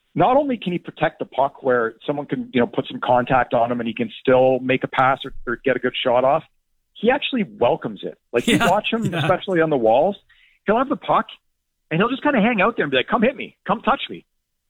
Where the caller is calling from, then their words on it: New Jersey, United States; I'm in New Jersey, and I'm not even from Toronto.